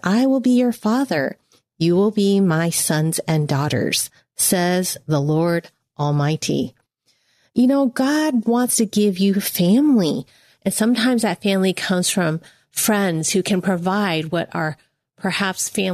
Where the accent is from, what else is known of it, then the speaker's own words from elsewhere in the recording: United States; I'm Chinese American